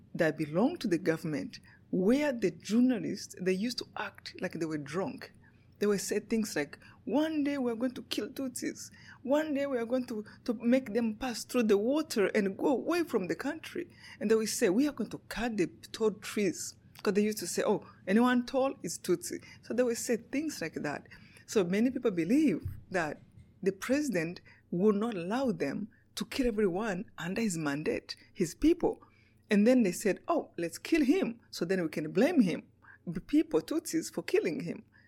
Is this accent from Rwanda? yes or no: yes; Rwanda; moved away; Yeah, I was born in Rwanda. In um, Rwanda is a small country in Africa, right in the middle of Africa.